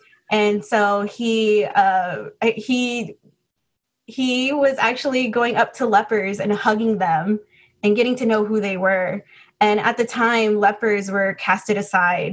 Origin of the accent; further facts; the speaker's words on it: Los Angeles, California, United States; moved away as an adult; also born or lived in Bay Area, California; I was actually born and raised in the Los Angeles area. And then I moved to the Bay Area for school.